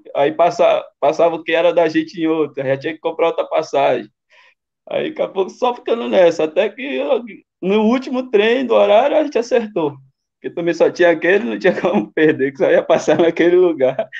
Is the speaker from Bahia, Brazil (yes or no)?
yes; Bahia, Brazil; accent: baianês; moved away as an adult; also born or lived in São Paulo; a Bahia é quente demais, já né? saí do quente direto para o frio